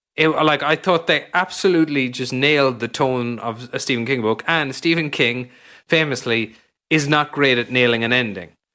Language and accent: English; Ennis, Munster, Ireland; my hometown in Ireland, in Ennis